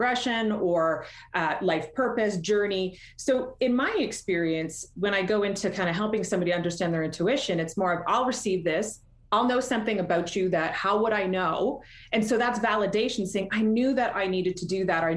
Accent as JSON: {"language": "English", "country": "Canada", "accent": "Canadian", "said": "I'm Canadian, so you're going to hear my accent come out in a couple of ways."}